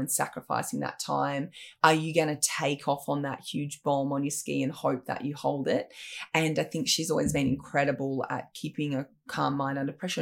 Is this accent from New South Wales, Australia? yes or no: yes; Sawtell, New South Wales, Australia; also born or lived in Brisbane; I grew up in Sawtelle in New South Wales, actually born in Brisbane